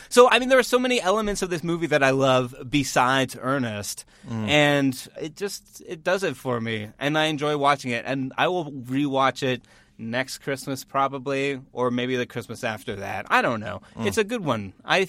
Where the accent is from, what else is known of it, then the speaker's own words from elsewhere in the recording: Northern Ontario, Canada; I'm from Northern Ontario